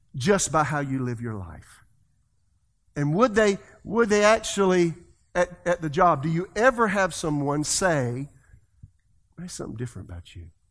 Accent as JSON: {"language": "English", "region": "South Carolina", "country": "United States", "said": "I'm from South Carolina. That's the way I talk"}